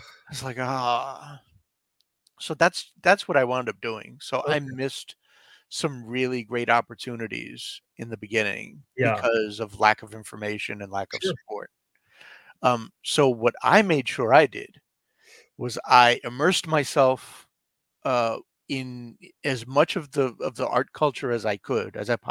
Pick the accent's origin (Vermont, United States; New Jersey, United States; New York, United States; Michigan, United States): New York, United States; New York City; I grew up in the Bronx, not a whole lot of great support educational wise